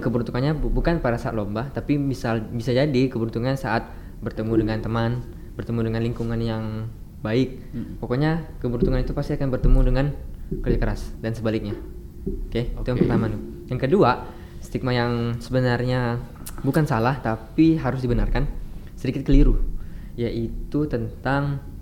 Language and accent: Indonesian; Singkawang, West Kalimantan, Indonesia; moved away as an adult; now in Pontianak, Indonesia; aku dari Singkawang